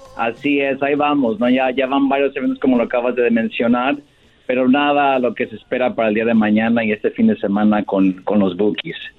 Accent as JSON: {"language": "Spanish", "town": "Francisco Sarabia", "region": "Michoacán", "country": "Mexico", "moved": "yes", "lives_now": "Los Angeles, United States", "said": "como somos los dos de Michoacán"}